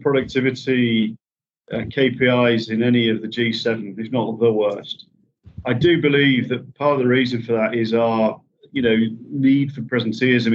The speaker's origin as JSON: {"language": "English", "region": "Yorkshire and the Humber", "country": "United Kingdom", "said": "I'm a Yorkshireman"}